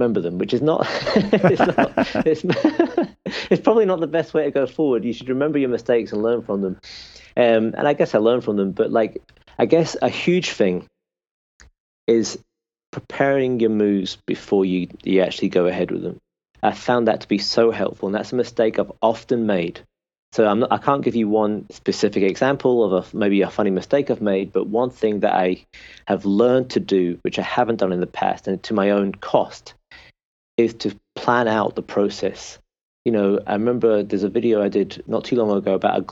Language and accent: English; Peterhead, Scotland, United Kingdom; now in Northern Ireland, United Kingdom; we were born and raised in Scotland, right in the northeast of Scotland, a small town called Peterhead